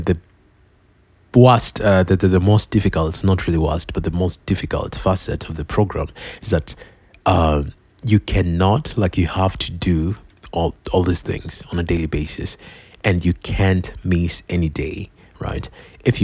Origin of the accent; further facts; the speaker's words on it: Kenya; I'm Kenyan